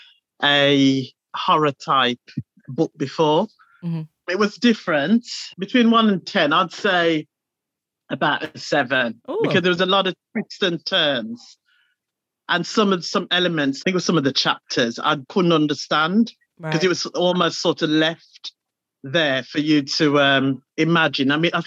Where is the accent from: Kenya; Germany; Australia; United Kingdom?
United Kingdom; West Midlands; I'm from the West Midlands.